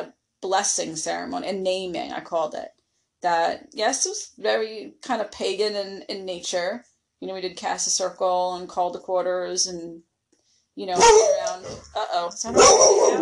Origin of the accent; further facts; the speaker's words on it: Long Island, New York, United States; moved away as an adult; I was born on Long Island, New York. And I lived there till I was, I don't know, minus 8 years ago. So for most of my life.